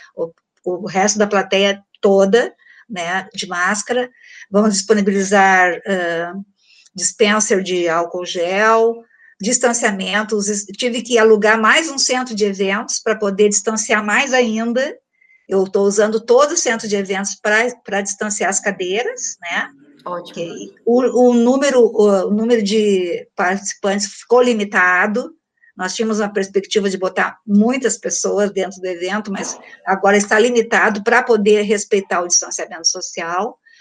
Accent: Porto Alegre, Rio Grande do Sul, Brazil; eu sou de Porto Alegre

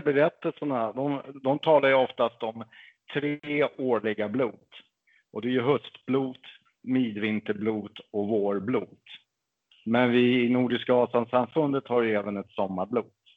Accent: Stockholm, Stockholm County, Sweden; also born or lived in Märsta; Född och uppväxt i Bagarmossen i södra Stockholm. Bor nu i Märsta

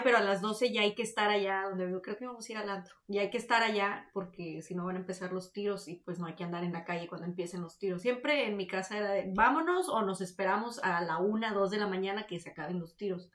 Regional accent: Ciudad Victoria, Tamaulipas, Mexico; moved away; also born or lived in Reynosa; yo soy de Tamaulipas, entonces en, en donde yo soy, en Victoria

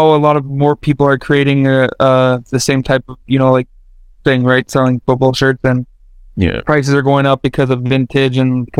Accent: Edmonton, Alberta, Canada; I was born here

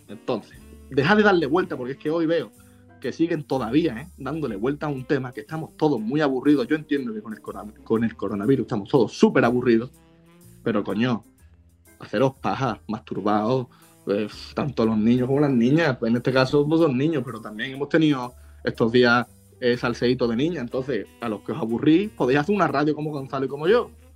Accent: Spain; podíamos utilizar antes los españoles

